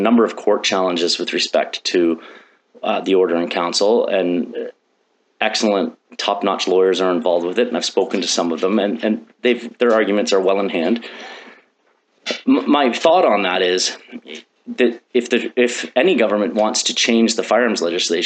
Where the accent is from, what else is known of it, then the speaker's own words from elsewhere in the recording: London, Ontario, Canada; I grew up in London, Ontario. When I was 13, my father moved us outside of the city, north of the city, about 35 minutes